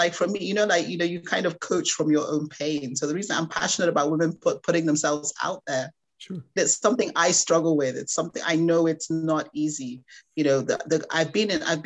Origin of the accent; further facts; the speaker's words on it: Nigeria; I'm Nigerian. I'm proudly Nigerian.